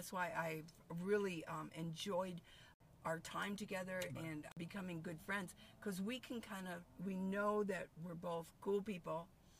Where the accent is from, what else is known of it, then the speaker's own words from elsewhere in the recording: Tucson, Arizona, United States; I'm from Tucson